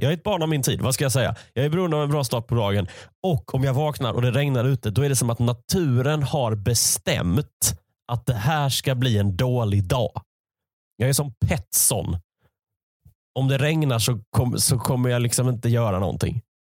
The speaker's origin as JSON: {"language": "Swedish", "town": "Malmö", "region": "Skåne", "country": "Sweden", "tie": "born or raised there", "moved": "as an adult", "lives_now": "Gothenburg, Sweden", "said": "Jag är uppvuxen i Malmö"}